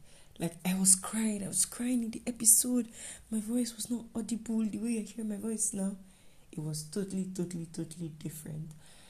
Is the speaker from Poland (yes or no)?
no; Nigeria; And yeah, I am a Nigerian student.